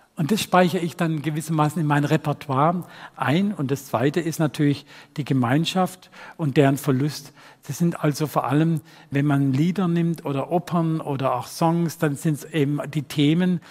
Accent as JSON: {"language": "German", "town": "Rottweil", "region": "Baden-Württemberg", "country": "Germany", "tie": "born or raised there", "accent": "Swabian", "said": "meine Heimatstadt Rottweil"}